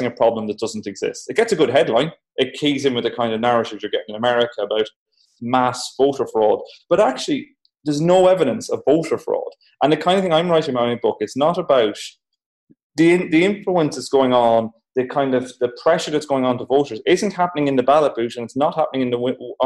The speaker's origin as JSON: {"language": "English", "country": "Ireland", "accent": "Irish", "said": "I'm Irish, as you can tell from my voice"}